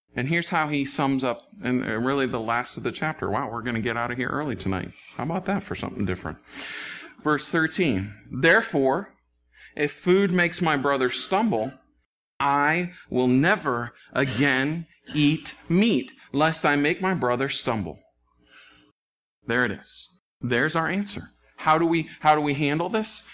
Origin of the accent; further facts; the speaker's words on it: United States; as American Christians